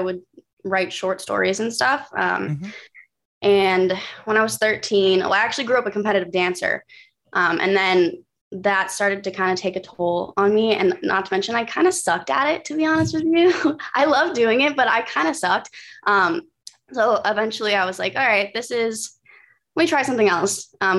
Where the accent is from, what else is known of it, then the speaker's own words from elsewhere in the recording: Burbank, California, United States; born there; also born or lived in San Francisco / Atlanta / San Diego; No, I was born in Burbank. So okay. I'm split around a lot of places.